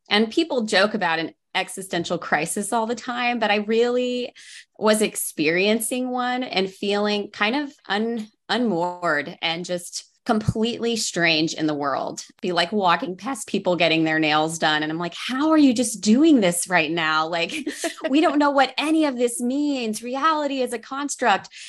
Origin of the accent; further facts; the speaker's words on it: Oklahoma, United States; moved away; also born or lived in Los Angeles; I grew up in Oklahoma